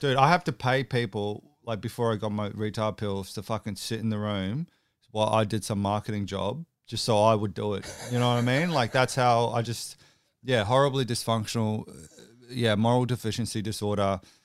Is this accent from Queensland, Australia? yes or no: yes; Brisbane, Queensland, Australia; I'm actually from Brisbane